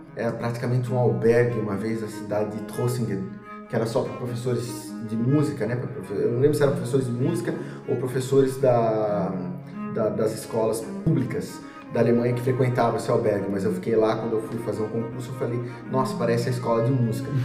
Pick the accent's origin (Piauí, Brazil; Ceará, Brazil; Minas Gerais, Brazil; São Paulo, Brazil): São Paulo, Brazil; Rio das Pedras; also born or lived in Piracicaba; now in Ribeirão Preto, Brazil; E eh, pequeno, eu mudei para Rio das Pedras, que é uma cidade pertinho de Piracicaba e eu cresci lá